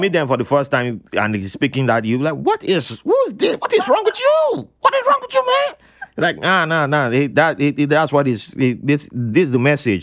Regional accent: South South Nigeria, Nigeria; my part of Nigeria, the South Southern

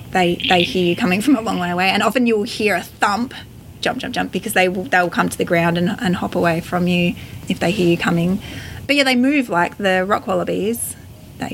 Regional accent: Fleurieu Peninsula, South Australia, Australia; I grew up on the Fluro Peninsula with bushland on our farm.

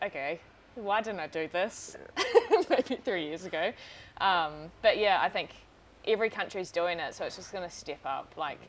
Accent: Auckland, New Zealand; also born or lived in New Plymouth; Grew up in Auckland.

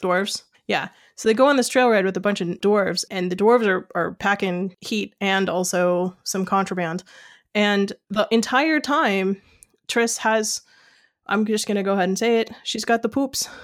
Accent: United States; I am an American who's used to reading American books

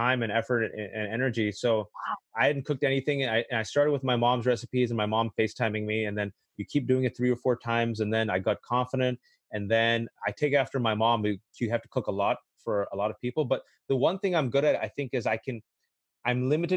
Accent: Bay Area, California, United States; growing up in the Bay Area, diverse Bay Area

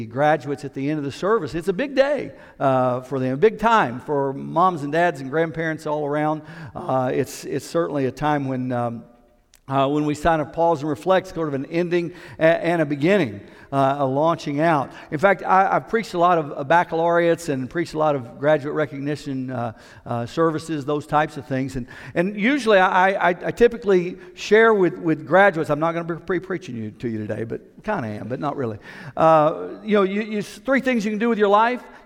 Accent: Knoxville, Tennessee, United States; I grew up in Knoxville

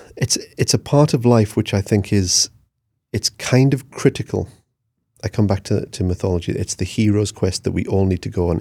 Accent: Newcastle upon Tyne, North East England, United Kingdom; I'm a grafter. I'm from Newcastle

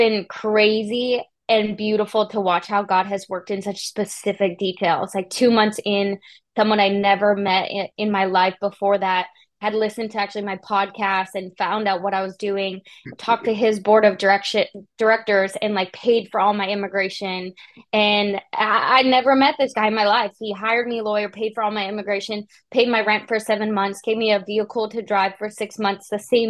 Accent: Canada; now in United States; I felt him call me to the US, and I'm from Canada

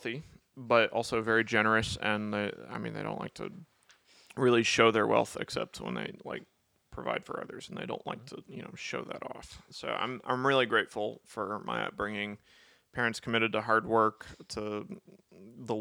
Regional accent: Albany, Georgia, United States; I was born in Albany, Georgia.

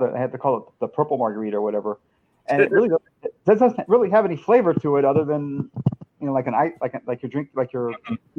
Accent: Texas, United States; I grew up in Texas

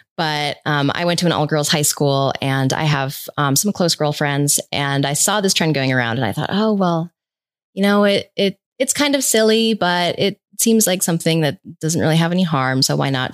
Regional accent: Rhode Island, United States; moved away as an adult; now in Boulder, Colorado, United States; I'm originally from the East Coast, from Rhode Island, but I moved to Colorado in two thousand ten to pursue climbing

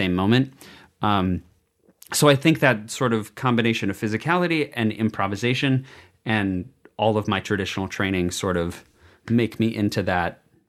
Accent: Bloomington, Minnesota, United States; Bloomington, Minnesota.

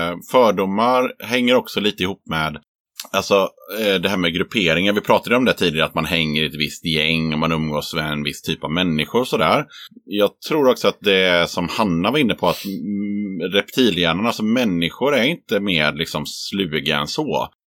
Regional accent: Iran; now in Sweden; Det är ingen som har flyttat till Östersund som kommer från Iran.

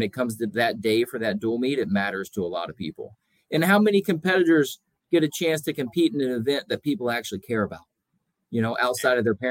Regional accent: Soddy-Daisy, Tennessee, United States; moved away as an adult; also born or lived in Oklahoma; I grew up in Tennessee, graduated from Soddy Daisy High School

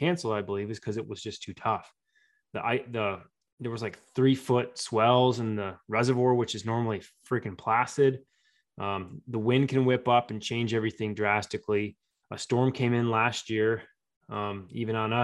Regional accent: St. George, Utah, United States; my hometown

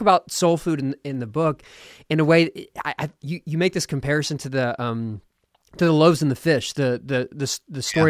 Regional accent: Philadelphia, Pennsylvania, United States; now in Austin, United States; I was born in Philadelphia

